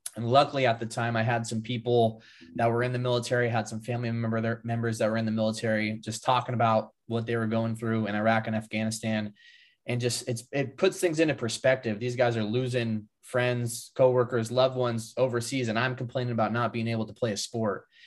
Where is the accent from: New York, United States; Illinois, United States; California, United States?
California, United States; just above Sacramento, Northern; I grew up in Northern California, uh, just above Sacramento